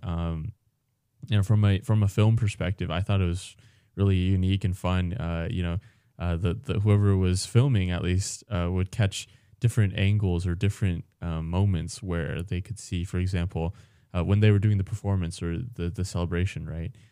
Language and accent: English; California, United States; now in Alaska, United States; as a Californian